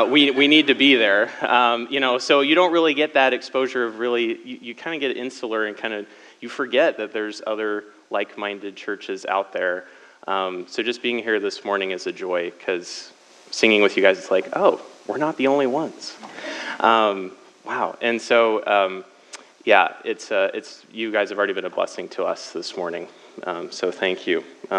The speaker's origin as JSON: {"language": "English", "town": "Lafayette", "region": "Indiana", "country": "United States", "tie": "born or raised there", "said": "So I'm not originally from Cali. I would consider myself mostly from the Midwest. My family moved around a lot because my dad was in the Army. However, he retired from that. We settled in Lafayette, Indiana, when I was 11."}